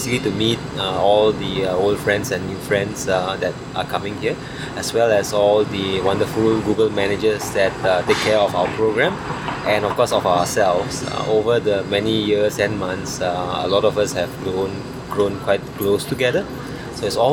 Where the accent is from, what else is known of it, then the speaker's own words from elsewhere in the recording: Kuala Lumpur, Malaysia; from Kuala Lumpur in Malaysia.